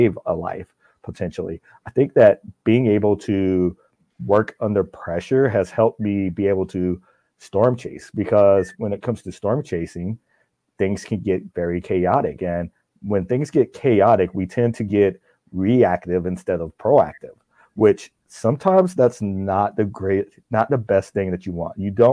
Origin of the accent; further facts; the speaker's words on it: South Carolina, United States; moved away as an adult; now in New Ulm, Minnesota, United States; growing up in South Carolina